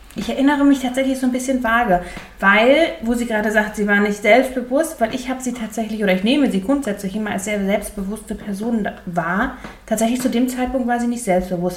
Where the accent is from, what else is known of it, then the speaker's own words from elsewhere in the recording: Ruhr area, North Rhine-Westphalia, Germany; Ich komme aus dem Ruppert und das sagt man da hier einfach